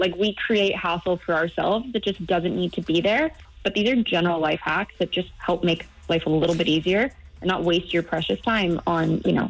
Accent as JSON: {"language": "English", "country": "United States", "accent": "American", "moved": "yes", "lives_now": "Europe", "said": "I'm American. The accent gives me away, but I actually live in Europe."}